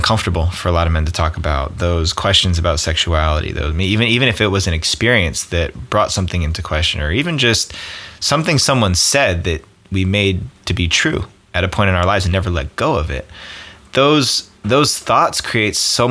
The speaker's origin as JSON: {"language": "English", "region": "East Coast", "country": "United States", "tie": "born or raised there", "moved": "yes", "lives_now": "California, United States", "said": "growing up on the East, we're both East Coasters"}